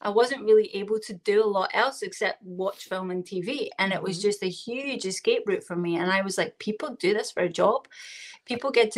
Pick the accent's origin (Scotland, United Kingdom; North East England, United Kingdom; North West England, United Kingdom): Scotland, United Kingdom; Glasgow; accent: Scottish; I am in Glasgow, Scotland. So that's the accent you're hearing right now.